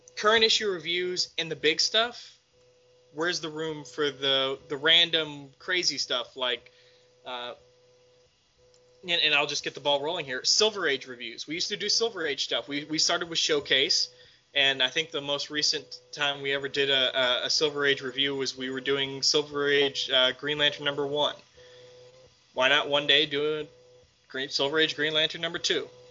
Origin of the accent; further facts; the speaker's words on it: Texas, United States; I'm from Texas